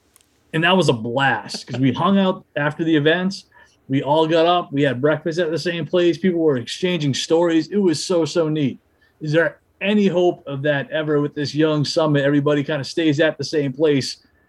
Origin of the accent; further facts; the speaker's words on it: Manchester, New Hampshire, United States; it just seems like a really cool event in a town I happen to like very, very much. Of course, it's my hometown.